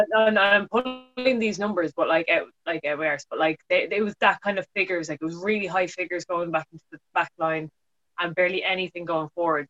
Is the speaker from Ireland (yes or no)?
yes; Ireland; as an Irish person